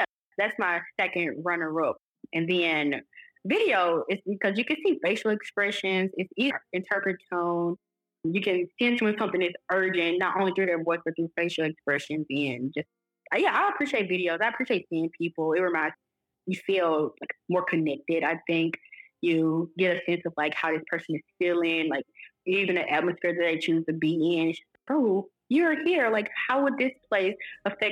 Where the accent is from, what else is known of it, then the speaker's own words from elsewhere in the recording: Ruleville, Mississippi, United States; growing up in Ruleville, Mississippi